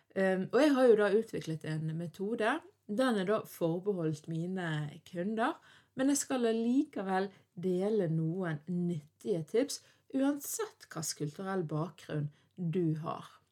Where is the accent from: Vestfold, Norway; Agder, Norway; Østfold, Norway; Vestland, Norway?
Vestland, Norway; Bergen; jeg er norsk, jeg er vestlending, jeg er bergenser, og ikke minst så er jeg en døling ifra Fyllingsdalen